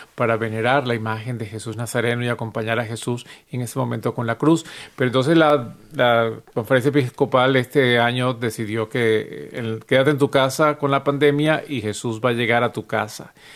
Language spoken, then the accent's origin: Spanish; Venezuela; moved away; en Venezuela de donde yo soy